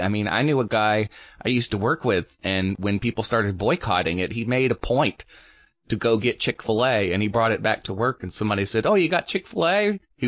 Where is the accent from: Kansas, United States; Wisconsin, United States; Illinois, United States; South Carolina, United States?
South Carolina, United States; Greenville; also born or lived in Greer / Pelzer; being a Southerner myself, born and raised in like Greer and Pelzer and Greenville